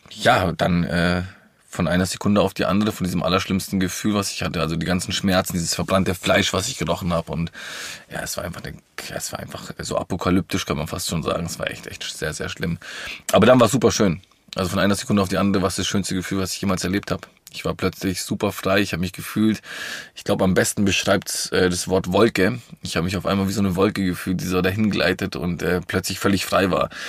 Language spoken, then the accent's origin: German; Villingen-Schwenningen, Baden-Württemberg, Germany; born there; ich bin äh, im Schwarzwald in Flingen-Schwenningen geboren.